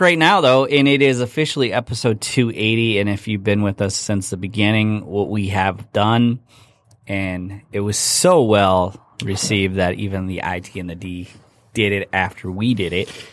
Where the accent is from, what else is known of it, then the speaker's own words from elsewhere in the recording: Michigan, United States; being from Michigan